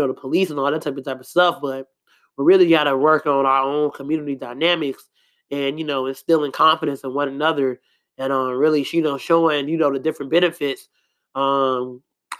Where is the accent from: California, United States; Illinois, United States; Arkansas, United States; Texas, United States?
Illinois, United States; Chicago; I'm from Chicago, South Side